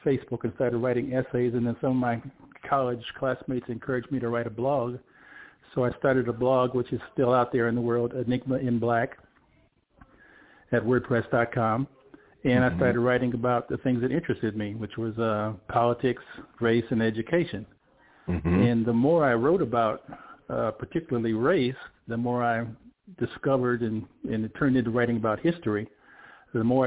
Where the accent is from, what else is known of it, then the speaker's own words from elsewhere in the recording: Minneapolis, Minnesota, United States; I grew up in Minneapolis, Minnesota